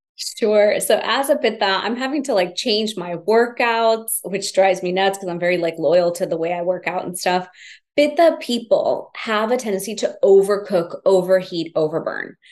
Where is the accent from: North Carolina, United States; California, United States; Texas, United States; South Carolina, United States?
Texas, United States; Houston; I grew up in Houston, Texas, typical American kid in an immigrant family